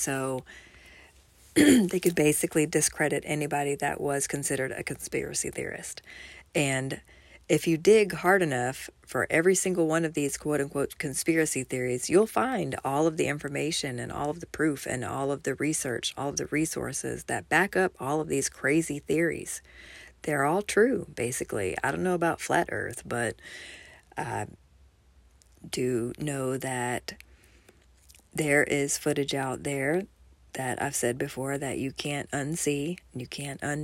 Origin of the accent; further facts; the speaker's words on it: Kennesaw, Georgia, United States; my hometown at Town Center Mall in Kennesaw, Georgia